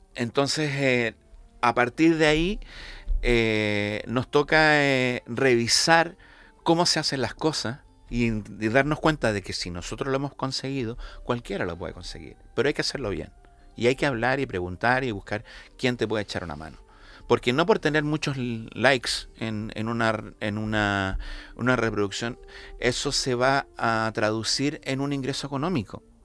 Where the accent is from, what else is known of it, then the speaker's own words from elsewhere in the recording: Santiago, Santiago Metropolitan Region, Chile; moved away as an adult; also born or lived in La Laguna, Canary Islands, Spain; now in Canary Islands, Spain; yo nací en Santiago de Chile, estuve allí hasta, terminé la licenciatura a los 21 años